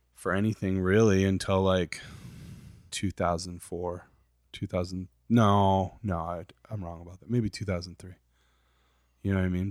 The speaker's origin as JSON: {"language": "English", "town": "Saginaw", "region": "Michigan", "country": "United States", "tie": "born or raised there", "said": "I grew up in I grew up in Saginaw, Michigan"}